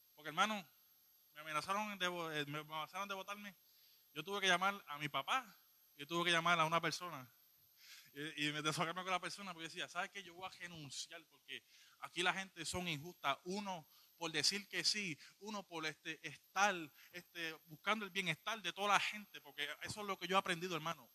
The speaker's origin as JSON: {"language": "Spanish", "country": "Puerto Rico", "said": "yo soy un poquito boricua"}